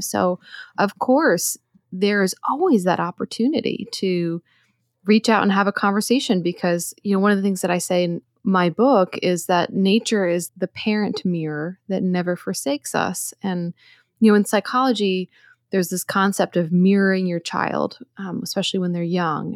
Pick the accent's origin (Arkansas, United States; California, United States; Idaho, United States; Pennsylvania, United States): Pennsylvania, United States; outside Philadelphia; moved away; also born or lived in Hudson Valley / Brooklyn, New York City; I grew up outside Philadelphia, so I'm very familiar with the area